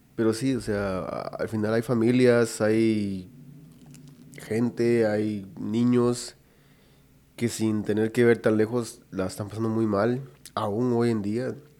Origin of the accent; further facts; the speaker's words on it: Guatemala; nosotros como guatemaltecos